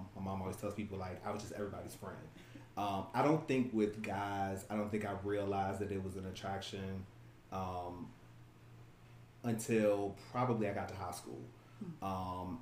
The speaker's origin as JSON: {"language": "English", "town": "Richmond", "region": "Virginia", "country": "United States", "tie": "born or raised there", "said": "I'm born and raised right here in Richmond, Virginia."}